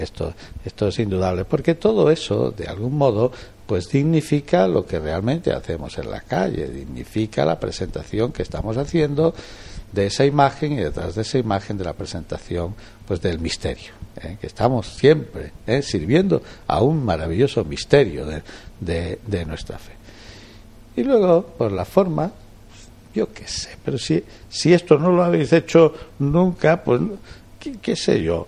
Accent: Olivenza, Extremadura, Spain; moved away as an adult; also born or lived in Badajoz / Plasencia; now in Jaén, Spain; yo soy de una aldea, ¿eh? pero que es aldea de Olivenza

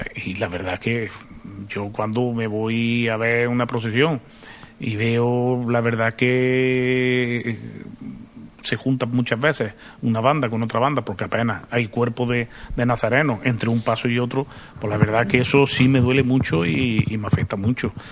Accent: Arjona, Andalusia, Spain; now in Jaén, Spain; no soy de aquí de Jaén, soy de Arjona

